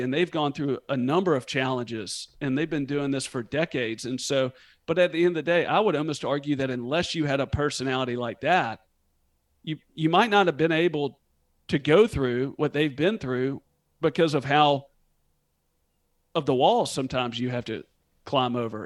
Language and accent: English; Memphis, Tennessee, United States; also born or lived in Northern California; was born and raised in Memphis and lived here